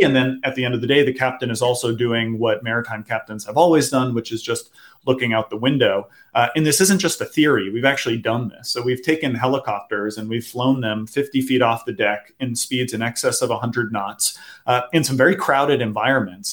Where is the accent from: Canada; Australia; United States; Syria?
United States; Boston, Massachusetts; I grew up in the Boston area